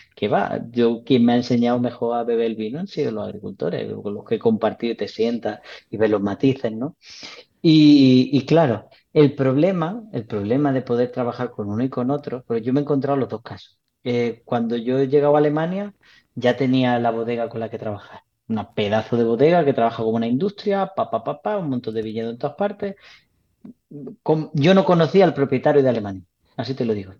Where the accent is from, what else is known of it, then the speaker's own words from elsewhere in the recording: Jaén, Andalusia, Spain; also born or lived in Bailén; soy de Bailén, ¿no? bueno, soy de Jaén. Y, mi familia de Bailén